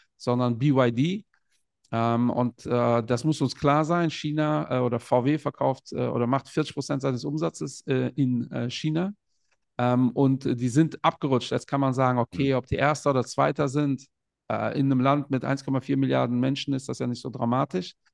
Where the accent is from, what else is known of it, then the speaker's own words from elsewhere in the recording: Portugal; ich bin selbst aus Portugal